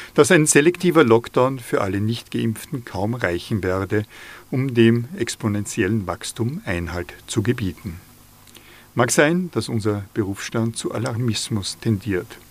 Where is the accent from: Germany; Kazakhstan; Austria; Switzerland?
Austria; inner Salzkammergut, Upper Austria; Als Oberösterreicher bin ich befangen, im inneren Salzkammer gut aufgewachsen